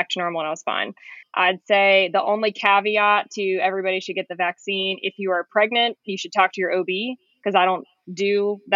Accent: Raleigh, North Carolina, United States; moved away as an adult; I'm going to be a hospitalist at one of the local places in Raleigh. So I'm getting to move back to my hometown

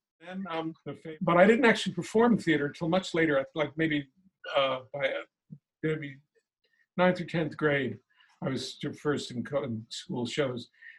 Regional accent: Washington, District of Columbia, United States; when I was 10 years old, I grew up in Washington, D.C.

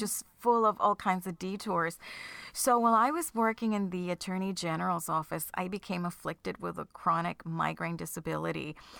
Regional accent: Puerto Rico; now in New Jersey, United States; I am from Puerto Rico, so it's not like I had much family, um, in the mainland

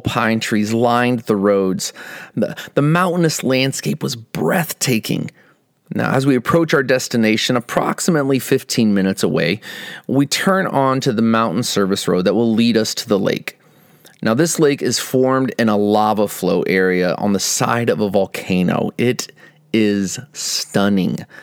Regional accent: Midwest, United States; moved away as an adult; also born or lived in Iowa / Texas; now in Northern California, United States; we grew up in the Midwest and spent the majority of our adult lives in Iowa and Texas.

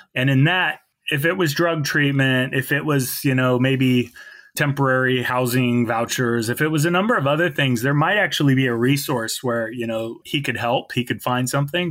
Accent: Salem, Oregon, United States; I grew up in Salem, but in kind of a more suburban area

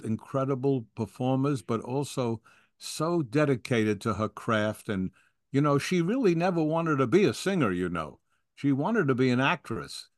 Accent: New York, United States; I wanted to be in New York. That's my home

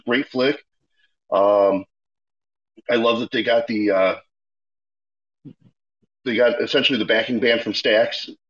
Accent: Chicago, Illinois, United States; Growing up in Chicago

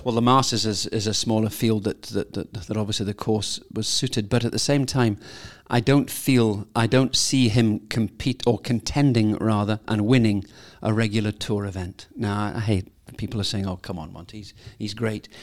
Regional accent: Scotland, United Kingdom; I'm a Scot. I'm a very proud Scot.

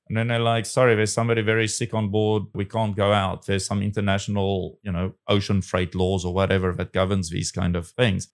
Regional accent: South Africa; now in Taiwan; will I go back to my home country

